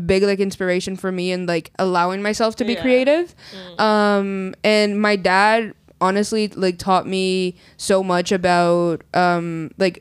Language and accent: English; Peru; also born or lived in Brazil; now in Canada; I'm Brazilian. I was born in Brazil, raised in Peru